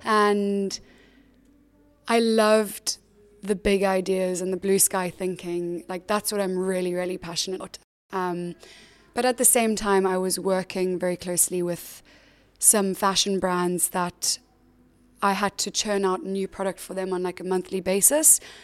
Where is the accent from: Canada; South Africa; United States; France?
South Africa; moved away as an adult; also born or lived in Cape Town; now in London, United Kingdom; I grew up in South Africa